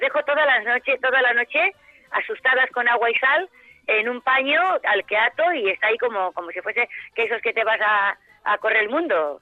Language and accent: Spanish; Cáceres, Extremadura, Spain; soy de Cáceres, soy extremeña